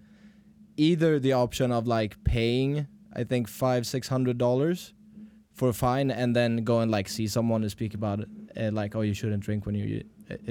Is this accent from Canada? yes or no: no; Stockholm, Stockholm County, Sweden; now in United States; I've lived in Stockholm my entire life, the capital